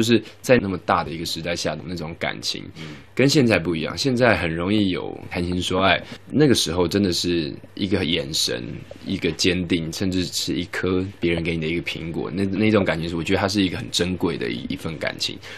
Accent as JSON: {"language": "Chinese", "country": "Taiwan", "tie": "born or raised there", "said": "因为我从小是在台湾长大"}